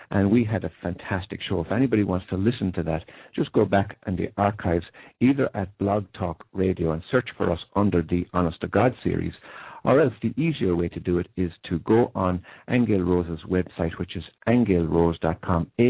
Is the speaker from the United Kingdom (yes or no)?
no; Ireland; you'll certainly gather from my accent, I come from Ireland, which is the land of fairies.